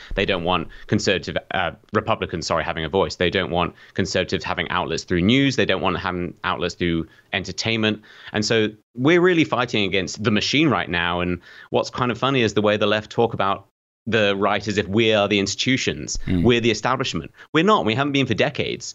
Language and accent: English; United Kingdom; accent: British; I'm British